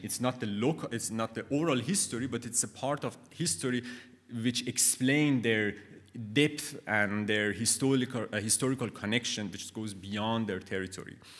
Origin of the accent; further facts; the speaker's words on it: Khorasan, Iran; English is a second language; moved away; I came from Khorasan, and it was for me very interesting that I never understood the, the, the identity